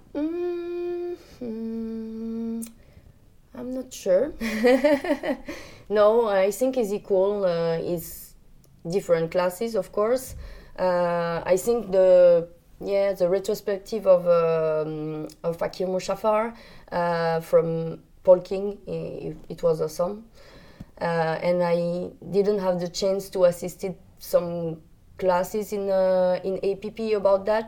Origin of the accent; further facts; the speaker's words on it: France; English is a second language; I come from France.